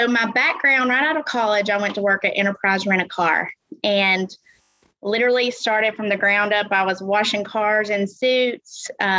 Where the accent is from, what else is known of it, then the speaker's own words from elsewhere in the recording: Albertville, Alabama, United States; now in Trussville, United States; I was born in Albertville, Alabama, the fire hydrant capital of the world. Just a little fun fact for the day. And just a small town, very small town. My whole family lives there.